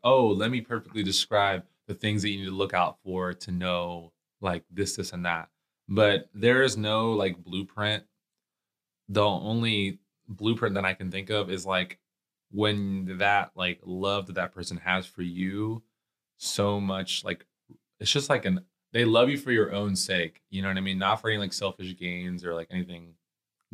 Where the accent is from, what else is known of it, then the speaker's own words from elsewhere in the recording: Puerto Rico; now in Ohio, United States; I was born in Puerto Rico, came to America